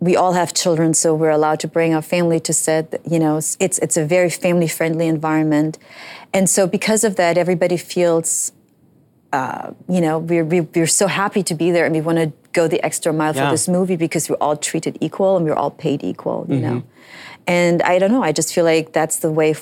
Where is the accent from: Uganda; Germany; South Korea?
Germany; now in United States